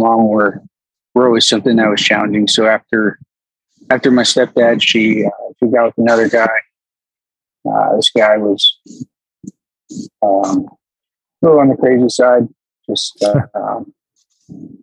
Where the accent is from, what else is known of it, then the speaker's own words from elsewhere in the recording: Pinellas County, Florida, United States; moved away; I was born and raised for most of my younger life in Pinellas County, Florida